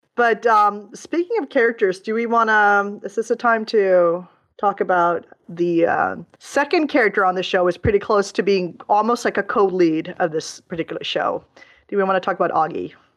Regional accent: Stockholm, Stockholm County, Sweden; my hometown of Stockholm

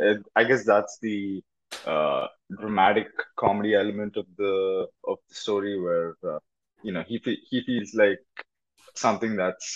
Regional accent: India; now in Los Angeles, United States; I'm from India.

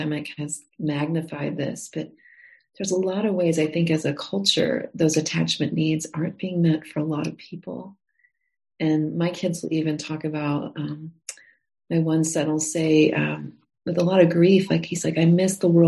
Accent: the Midwest around the Great Lakes, United States; also born or lived in Montana; now in Texas, United States; I grew up in the Midwest around the Great Lakes

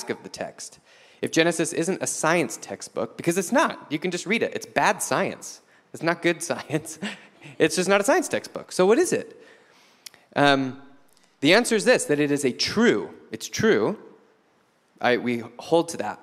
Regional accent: United States; I'm an American living in the 21st century

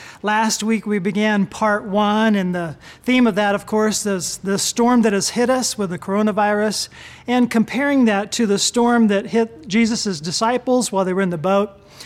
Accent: Japan; I grew up in Japan. My parents were missionaries.

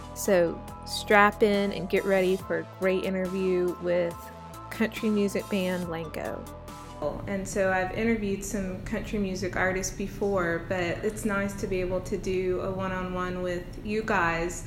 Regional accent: American South, United States; an American Southern girl

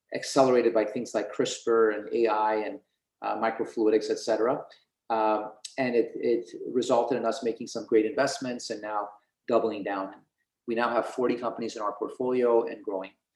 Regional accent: Portland, Oregon, United States; growing up in Portland, Oregon, to go to excellent public schools

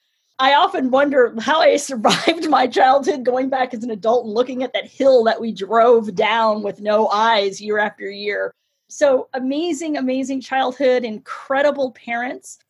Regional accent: San Francisco, California, United States; I grew up in San Francisco in the Sunnydale district

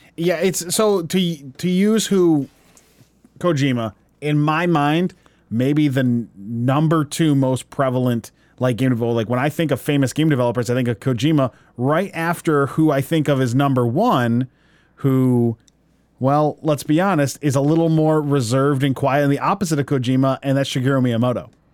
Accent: United States; value the things I value as an American

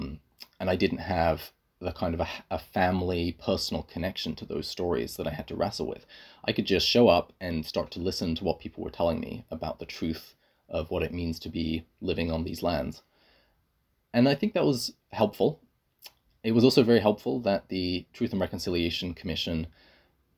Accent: England, United Kingdom; moved away as an adult; also born or lived in Scotland; now in Canada; So for me, I grew up in England. I was educated in Scotland

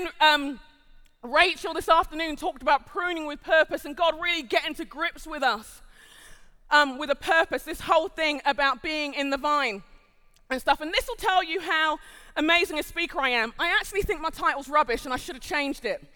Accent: London, United Kingdom; moved away as an adult; now in United States; I'm a Londoner by birth and conviction, I'm also Nigerian

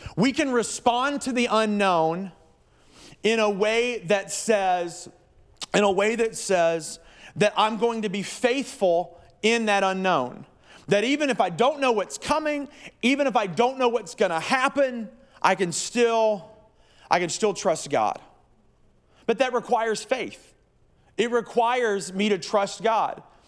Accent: the South, United States; moved away; I'm from the South

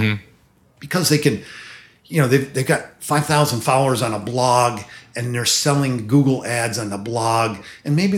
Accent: Rhinebeck, New York, United States; now in New York City, United States; I was actually born up in the Hudson Valley.

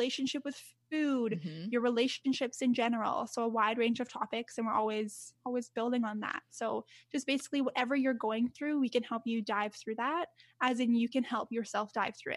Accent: Canada; I'm Canadian. Like I was born here and my family, like my parents were Canadian

